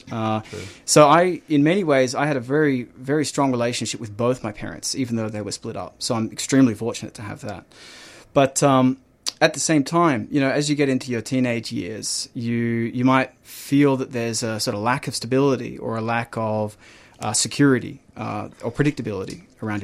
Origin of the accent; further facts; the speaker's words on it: Melbourne, Victoria, Australia; I grew up in Melbourne. I grew up in Ivanhoe